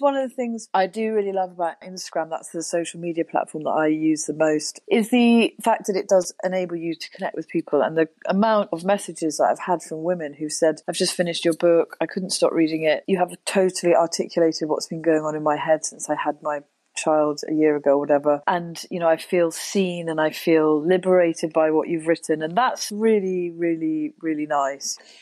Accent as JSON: {"language": "English", "area": "Wiltshire", "region": "South West England", "country": "United Kingdom", "tie": "born or raised there", "also_born_or_lived": "Oxford", "said": "so we moved to the country when I was seven from Oxford. We moved to Wiltshire, and then we had ponies"}